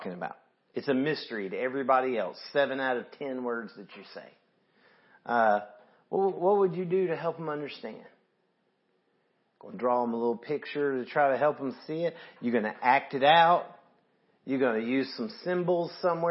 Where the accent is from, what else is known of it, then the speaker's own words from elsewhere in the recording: the South, United States; I'm from the South